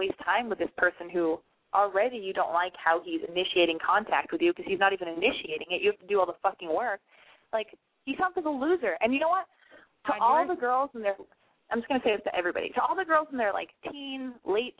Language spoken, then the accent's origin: English; United States; now in Los Angeles, United States; I'm an American girl living in Los Angeles